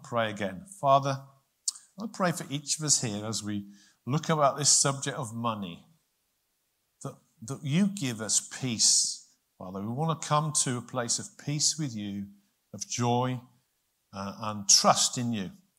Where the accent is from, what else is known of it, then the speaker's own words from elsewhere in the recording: United Kingdom; as British people, I know we're not all British in here, but as British people